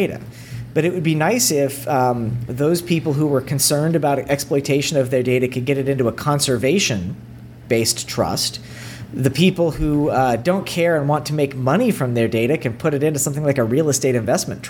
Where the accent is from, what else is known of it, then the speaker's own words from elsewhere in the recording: East Tennessee, United States; I grew up in East Tennessee, and my dad worked at the lab